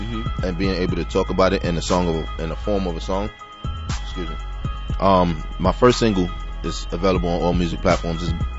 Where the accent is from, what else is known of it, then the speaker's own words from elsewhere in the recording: New York City, New York, United States; moved away; also born or lived in Miami, Florida; Born and raised in East New York, Brooklyn. I got started just by, I used to live in Miami for like 7.5 years. I finished high school out there, actually.